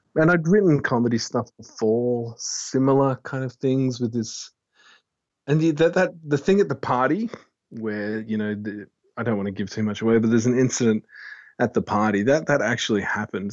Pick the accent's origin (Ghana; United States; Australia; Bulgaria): Australia; Fremantle, Western Australia; I'm from Freo